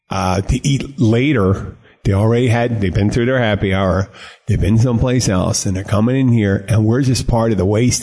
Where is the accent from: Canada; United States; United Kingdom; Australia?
United States; Philadelphia, Pennsylvania; I grew up in Philly